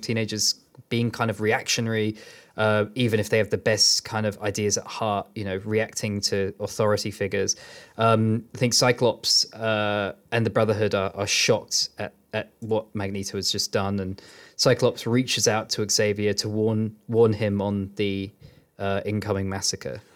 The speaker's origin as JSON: {"language": "English", "town": "Bedford", "region": "East of England", "country": "United Kingdom", "tie": "born or raised there", "said": "I was growing up in Bedford"}